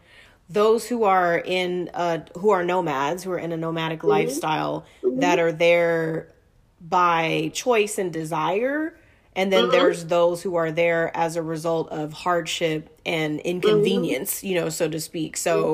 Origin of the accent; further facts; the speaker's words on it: Inglewood, California, United States; born there; also born or lived in Portland / Utah; I was born in Inglewood, lived in Portland, back to Inglewood, moved to Utah, back to Inglewood, then to the desert